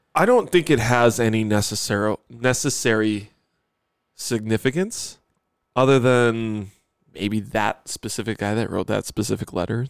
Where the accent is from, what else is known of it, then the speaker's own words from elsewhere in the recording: Buffalo, New York, United States; growing up in Buffalo